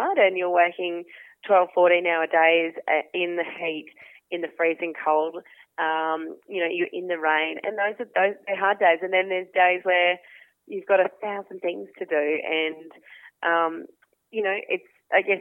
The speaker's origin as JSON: {"language": "English", "town": "Toowoomba", "region": "Queensland", "country": "Australia", "tie": "born or raised there", "said": "So I grew up outside of Toowoomba, half an hour outside of Toowoomba, fifth generation on a small grazing property out there with mum and dad"}